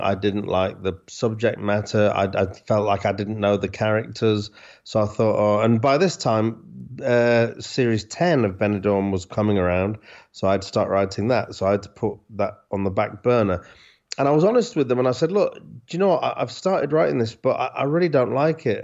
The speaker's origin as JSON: {"language": "English", "town": "Hull", "region": "Yorkshire and the Humber", "country": "United Kingdom", "tie": "born or raised there", "said": "I'm from Hull, so we used to go to Scarborough when I was a kid"}